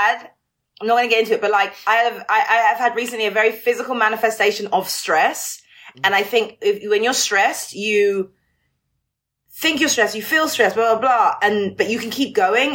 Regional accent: London, United Kingdom; I'm a Londoner truly like through and through.

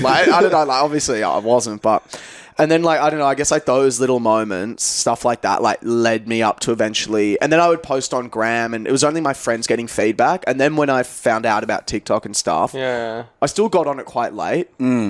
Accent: Australia; also born or lived in England; I'm from here, Australia. Obviously, we were discussing before, born in England, which is mad.

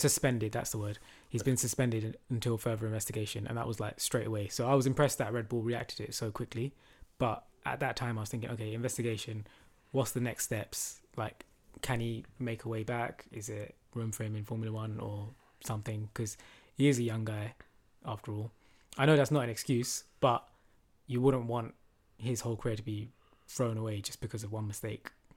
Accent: London, United Kingdom; We're from London.

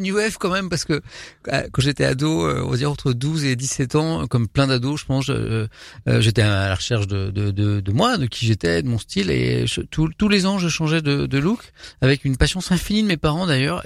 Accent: Brittany, France; moved away as an adult; now in Paris, France; je suis un petit breton

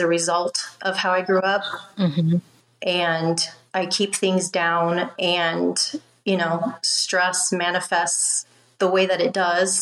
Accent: the Midwest near the Great Lakes area, United States; I grew up in the Midwest near the Great Lakes area

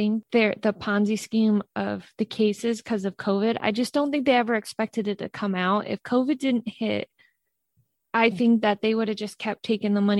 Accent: New York, United States; moved away; I'm originally from New York.

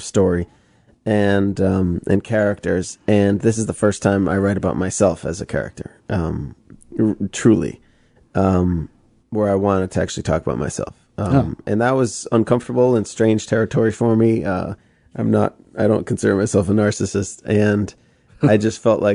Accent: outside Boston, Massachusetts, United States; I was born outside Boston.

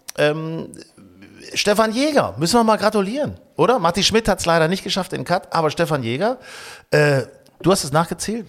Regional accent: Hanover, Lower Saxony, Germany; now in Hamburg, Germany; ich war jetzt äh, in Hannover, meiner alten Heimat

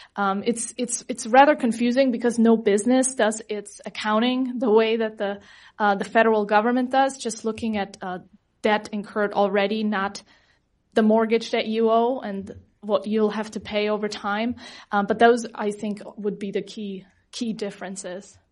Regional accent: Germany; now in United States; I come from Germany

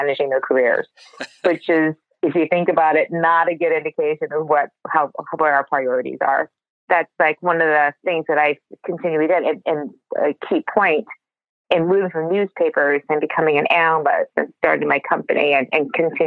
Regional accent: Detroit, Michigan, United States; moved away as an adult; also born or lived in Massachusetts / Silicon Valley; I was born in Detroit, grew up in Detroit area, to two wonderful parents who immigrated to the United States

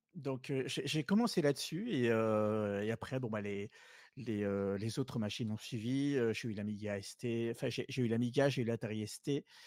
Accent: southern France, France; moved away as an adult; je suis originaire du sud à la base. je suis monté après mon adolescence dans le nord.

